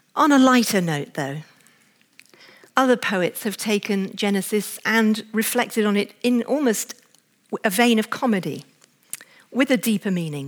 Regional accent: England, United Kingdom; as an English woman

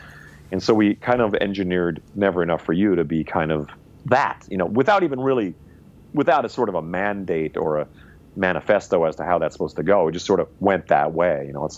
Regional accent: the Prairies, Canada; I'm like, yeah, well, we were guys growing up in the prairies listening to rock and roll.

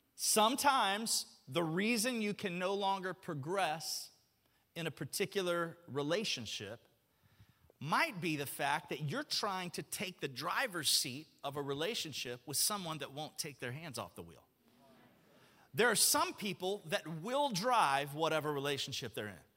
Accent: Alabama, United States; moved away; I grew up in Alabama

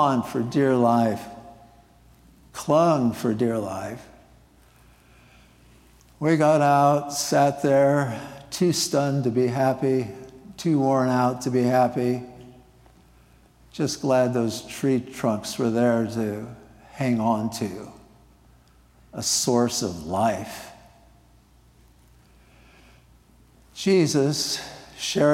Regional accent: Nebraska, United States; moved away; I grew up in Nebraska, living near the Platte River

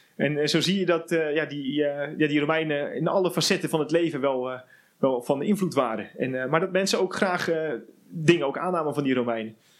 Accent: Netherlands; zijn wij een, echt een, grappig mengelmoesje eigenlijk hier als Nederlanders

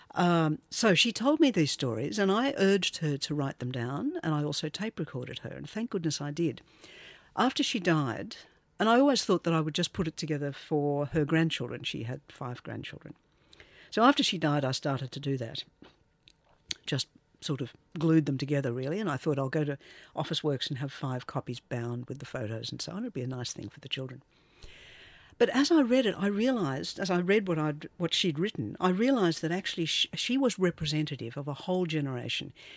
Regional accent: Australia; also born or lived in London; I am Australian

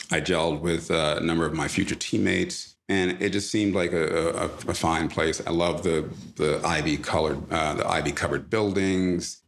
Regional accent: East Orange, New Jersey, United States; also born or lived in Jamaica; grew up in East Orange, New Jersey

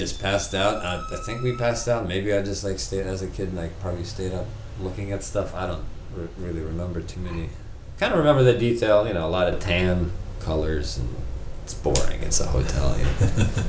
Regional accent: Poland; I went through the same thing. I'm from Poland, you know

